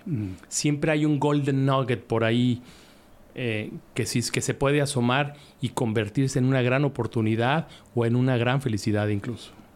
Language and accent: Spanish; Guadalajara, Jalisco, Mexico; en Guadalajara, en mi tierra